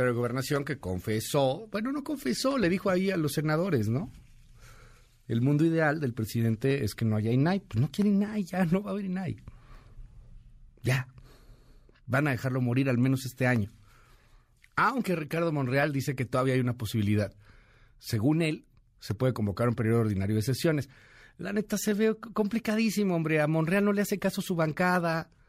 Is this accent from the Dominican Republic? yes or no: no; Mexico; Tengo derecho como ciudadano mexicano a obtener esos datos.